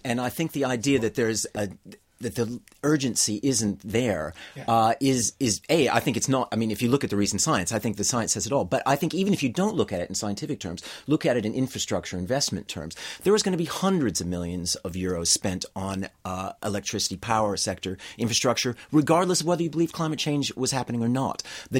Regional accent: Great Plains, United States; I grew up in the Great Plains, I know about what we used to call pork barrel politics.

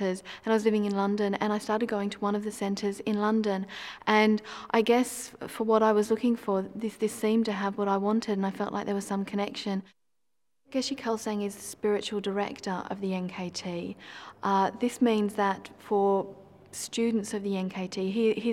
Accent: Australia; moved away as an adult; also born or lived in Perth; now in Lake District, United Kingdom; I first got involved in Buddhism when I was living in Perth. I'm originally from Australia

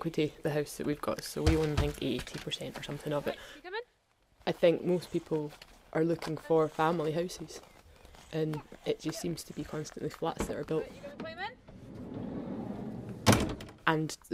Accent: Glasgow, Scotland, United Kingdom; moved away as an adult; now in Aviemore, United Kingdom; I definitely feel like I'm from Glasgow because I lived there for a long time

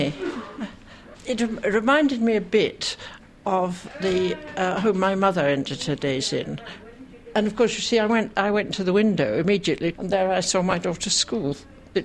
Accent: Scotland, United Kingdom; moved away as an adult; now in London, United Kingdom; I am basically Scottish. I got conscripted during the war and came down to work in London and never went back.

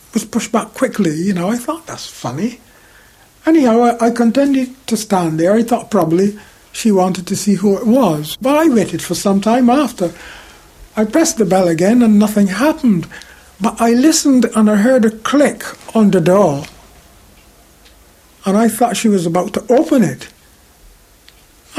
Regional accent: Barbados; moved away as an adult; also born or lived in Handsworth, Birmingham, England; now in United Kingdom; I was coming from the Caribbean

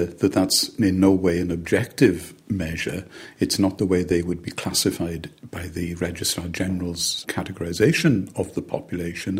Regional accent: Llanhilleth, Wales, United Kingdom; a particular place, Llanhenydd, where I come from

